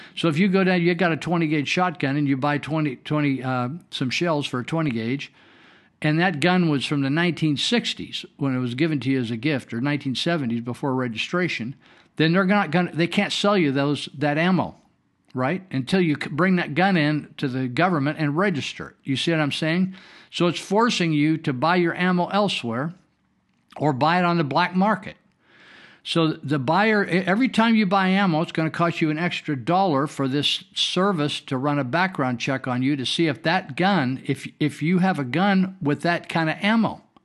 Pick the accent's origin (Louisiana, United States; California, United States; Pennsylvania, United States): California, United States; Northern; I was raised here in Northern California where we're broadcasting fun, from